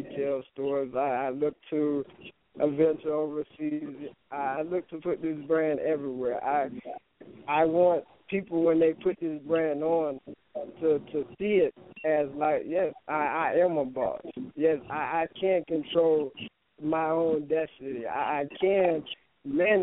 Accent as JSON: {"language": "English", "town": "Enterprise", "region": "Alabama", "country": "United States", "tie": "born or raised there", "moved": "yes", "said": "I grew up in Enterprise, Alabama, so it consisted of everything being small"}